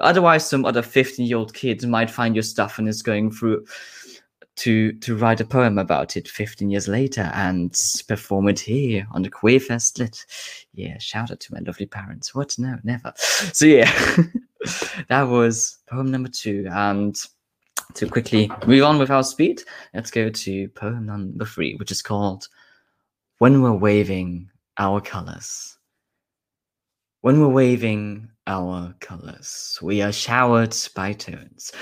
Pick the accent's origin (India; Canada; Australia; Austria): Austria; now in Scotland, United Kingdom; I'm a bird from Austria living now in Scotland